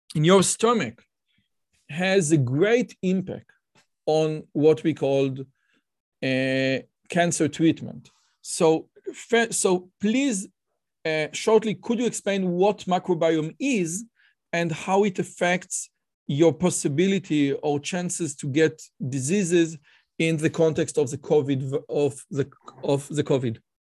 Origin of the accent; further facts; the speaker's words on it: Israel; I'm from Israel